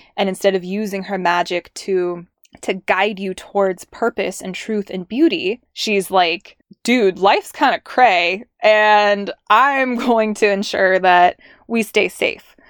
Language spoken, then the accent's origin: English; Southern California, United States; I'm from Southern California. I like born and raised there, grew up there